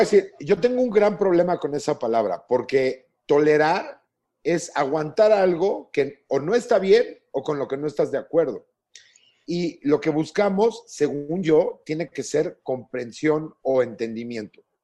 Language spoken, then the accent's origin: Spanish; Mexico; como mexicanos